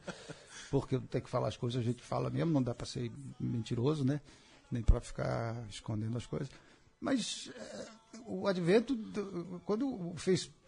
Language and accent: Portuguese; São Paulo, Brazil; quando eu era criança pequena lá na Penha